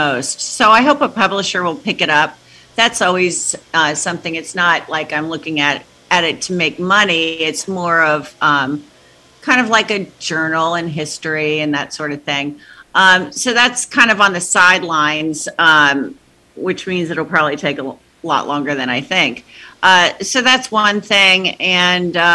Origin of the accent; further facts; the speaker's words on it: New Jersey, United States; I was raised in Jersey, because my dad was based out of Kennedy Airport